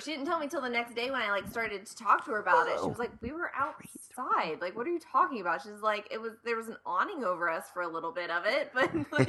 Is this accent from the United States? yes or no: yes; Ohio, United States; I mean, growing up in Ohio, like, you go to Cedar Point and whatever all those other ones are every year.